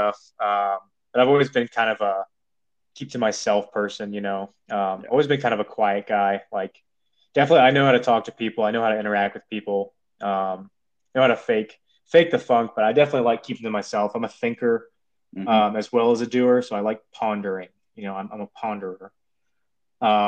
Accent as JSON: {"language": "English", "region": "Midwest", "country": "United States", "tie": "born or raised there", "moved": "as an adult", "said": "I grew up in the Midwest, not a large family"}